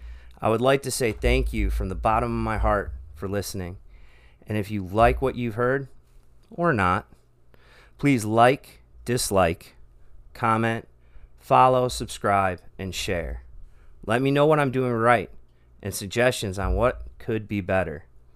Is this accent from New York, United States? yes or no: no; Michigan, United States; also born or lived in Texas; I am an American man that has lived a lot of life in many areas of this great country in 38 years. I was born outside Houston, Texas, moved when I was 3 to the east suburbs of Detroit, Michigan, and now live in Central Florida.